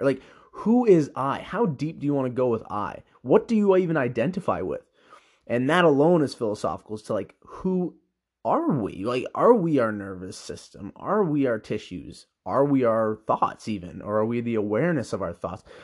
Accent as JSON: {"language": "English", "country": "Canada", "tie": "born or raised there", "said": "I was born in Canada"}